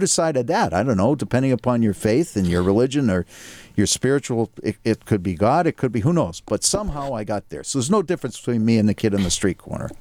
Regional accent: Needham, Massachusetts, United States; relative privilege growing up in Needham, Massachusetts

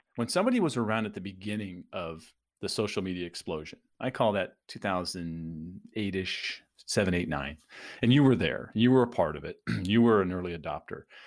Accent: San Diego, California, United States; also born or lived in Phoenix, United States; now in Tampa, United States; I grew up in San Diego, lived in Phoenix, and and now we're in the Tampa St. Pete area

